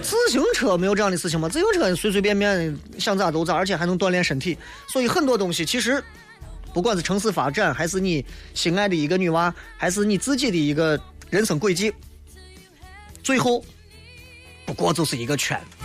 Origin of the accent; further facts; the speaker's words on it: Xi'an, Shaanxi, China; 就是你像我作为一个西安人，我在这里待了这么长时间， 啊， 我在西安住了这三十多年